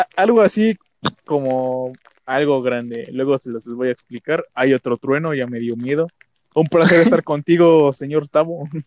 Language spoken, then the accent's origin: Spanish; State of Mexico, Mexico; nací en el Estado de México